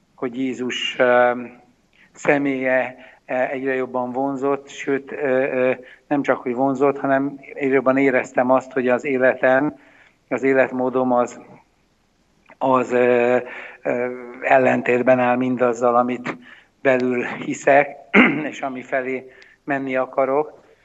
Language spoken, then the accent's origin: Hungarian; Hungary; én felnőttem a kádári 70-es években